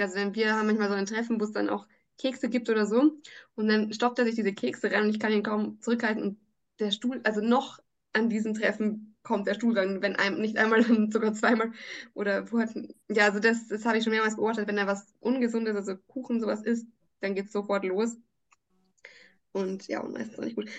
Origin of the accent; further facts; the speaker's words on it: Salzburg, Austria; bei uns in Salzburg